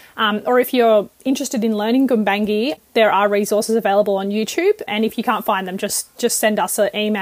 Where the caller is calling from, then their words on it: New South Wales, Australia; I'm calling in from Goombangi land.